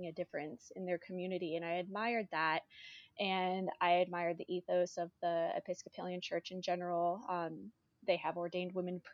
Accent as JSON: {"language": "English", "town": "Charlottesville", "region": "Virginia", "country": "United States", "tie": "born or raised there", "moved": "as an adult", "lives_now": "Montrose, United States", "said": "Originally, I'm from Charlottesville, Virginia."}